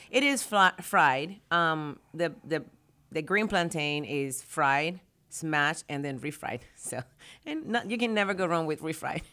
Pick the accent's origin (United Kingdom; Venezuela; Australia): Venezuela; now in Texas, United States; I'm from Venezuela